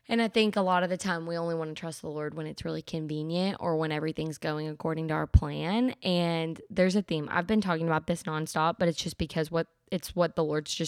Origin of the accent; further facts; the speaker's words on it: Indiana, United States; now in Tennessee, United States; But I'm originally from Indiana, so I'm not a Tennessee girl. So sorry, everybody. You wouldn't know that, but I'm from Indiana originally, moved around a ton of times, 19 times before I was 18, which is really crazy.